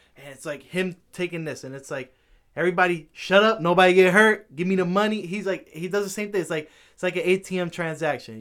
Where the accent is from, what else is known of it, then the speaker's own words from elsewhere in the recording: New York City, New York, United States; I was born in Manhattan